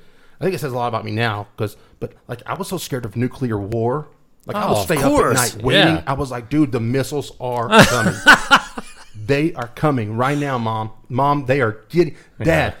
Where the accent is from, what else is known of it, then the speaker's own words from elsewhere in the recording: Wolfforth, Texas, United States; now in Lubbock, United States; growing up in Wolfert, we were involved in a haunted house every day.